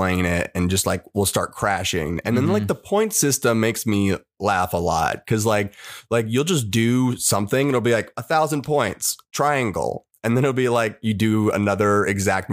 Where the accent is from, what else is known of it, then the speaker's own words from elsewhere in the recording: Long Beach, California, United States; I'm from Long Beach, California